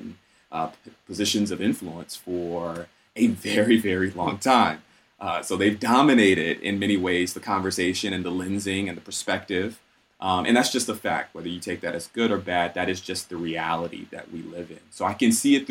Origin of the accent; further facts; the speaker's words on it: Atlanta, Georgia, United States; moved away as an adult; also born or lived in Southwest Michigan; now in Michigan, United States; growing up in Atlanta, I encountered racist individuals all throughout my childhood and adolescence